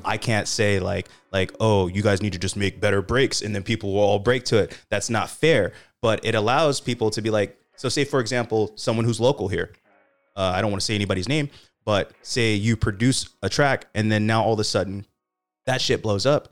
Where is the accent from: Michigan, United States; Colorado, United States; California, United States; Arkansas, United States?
California, United States; Sacramento; I'm from Sacramento. We're an underdog city